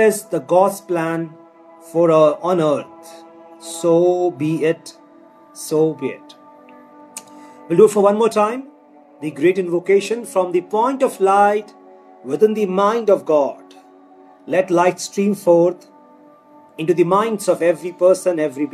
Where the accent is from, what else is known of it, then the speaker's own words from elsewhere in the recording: India; our country, India